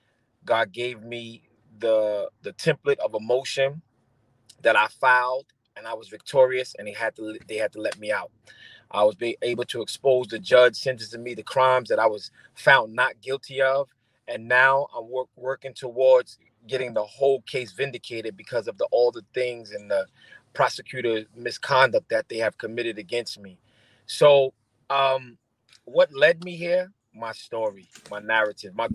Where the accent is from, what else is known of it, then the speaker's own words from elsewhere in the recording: New York City, New York, United States; I am a young Brooklyn boy. I grew up on Prospect between Brooklyn and New York, right across the street from Broward Park